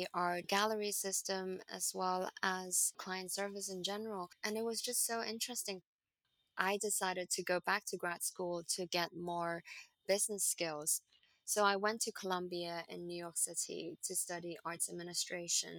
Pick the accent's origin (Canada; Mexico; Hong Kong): Hong Kong; moved away as an adult; also born or lived in Boston, United States; I grew up in Hong Kong.